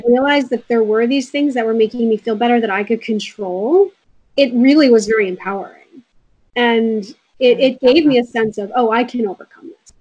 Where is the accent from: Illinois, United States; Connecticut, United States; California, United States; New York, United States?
New York, United States; Rockland County; also born or lived in Brooklyn, New York; I was raised mostly in Rockland County and I grew up on an organic farm